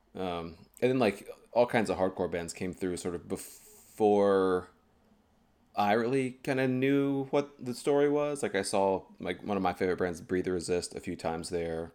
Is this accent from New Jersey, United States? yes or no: no; High Point, North Carolina, United States; moved away as an adult; also born or lived in Greensboro, North Carolina; now in Boston, United States; I was born in High Point, North Carolina